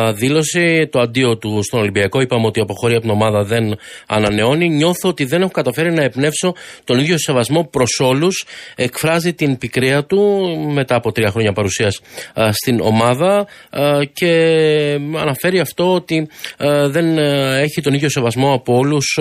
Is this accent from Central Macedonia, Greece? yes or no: yes; Thessaloniki, Central Macedonia, Greece; moved away as an adult; Έχω 55 χρόνια ζω εκτός Ελλάδος και έχω μεταναστεύσει στην πατρίδα μου με ε, τη Θεσσαλονίκη.